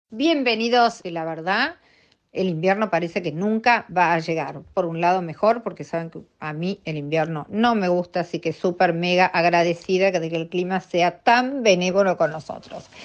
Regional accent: Argentina

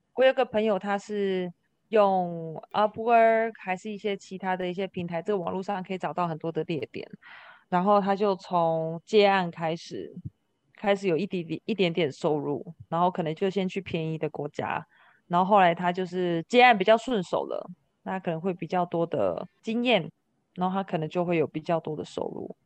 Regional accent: Kaohsiung, Taiwan; also born or lived in Oregon, United States; 我是高雄人嘛，我在美国有一个家，我在台湾也有一个家

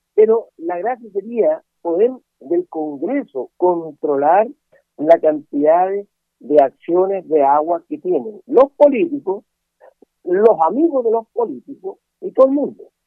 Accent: Huentelauquén, Coquimbo, Chile; soy nacido y criado en Huentelauquén

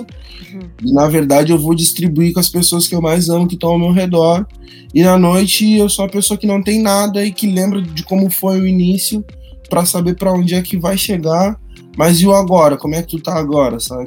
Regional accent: Rio Grande do Sul, Brazil; moved away; Eu sou do Rio Grande do Sul

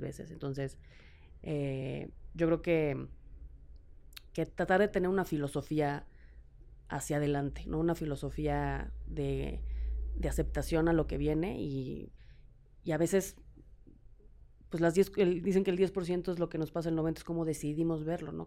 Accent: Mexico; En México

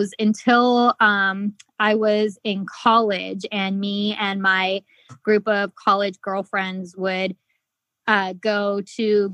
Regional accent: Bisbee, Arizona, United States; moved away as an adult; also born or lived in Phoenix, Arizona; I grew up in Southern Arizona. I'm actually from a little tiny town called Bisbee

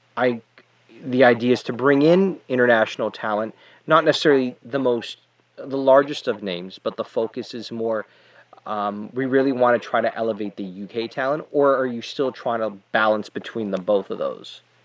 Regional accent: Canada; as a Canadian

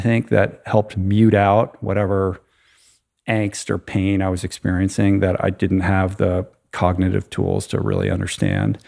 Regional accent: Washington, District of Columbia, United States; I grew up in the Washington, D C area

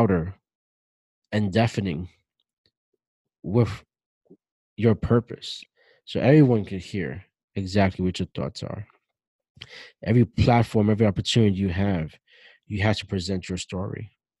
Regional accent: New York City, New York, United States; growing up the way I grew up in Brooklyn, in the projects, in the ghetto

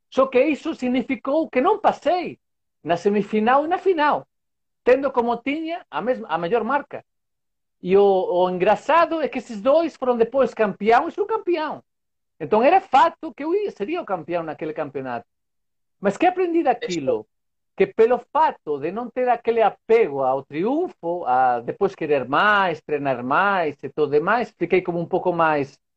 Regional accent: Vigo, Galicia, Spain; Portuguese is a second language; Vigo. Não sei se escutaram falar Vigo.

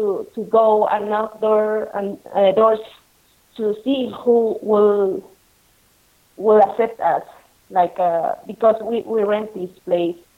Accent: Lima, Peru; moved away as an adult; now in Ollantaytambo, Peru; we are original from Lima

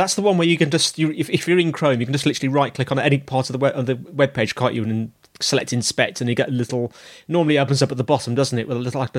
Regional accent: United Kingdom; I'm British

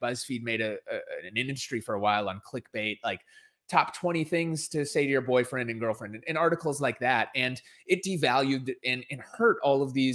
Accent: Minneapolis, Minnesota, United States; it started in my hometown and here in Minneapolis, Minnesota. It's where George Floyd was murdered. And it's where I grew up

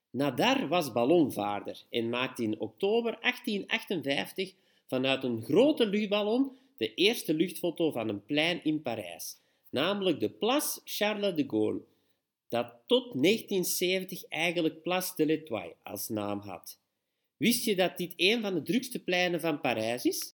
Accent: Belgium; we als Belg

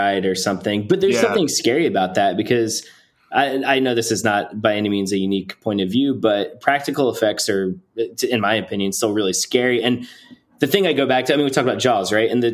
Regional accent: New Jersey, United States; We're all from New Jersey, and my parents met at the South Jersey Shore on the island where my grandparents lived.

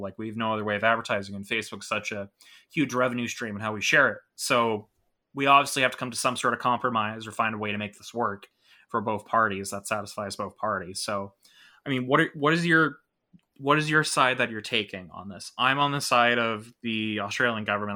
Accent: Toronto, Ontario, Canada; I'm from Toronto, Canada

